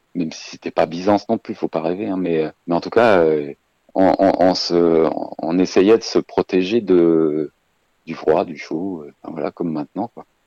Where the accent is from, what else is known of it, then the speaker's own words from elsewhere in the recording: Savoie, Auvergne-Rhône-Alpes, France; chez nous en Savoie